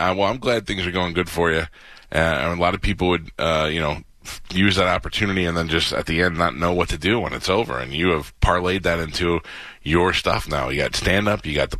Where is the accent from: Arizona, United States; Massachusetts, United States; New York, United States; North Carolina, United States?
New York, United States; now in Florida, United States; I'm from New York.